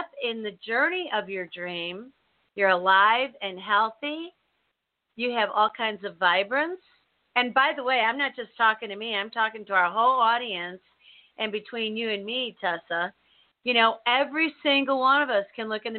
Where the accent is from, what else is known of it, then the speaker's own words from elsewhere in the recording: United States; I was born here, and I was raised in the United States of America.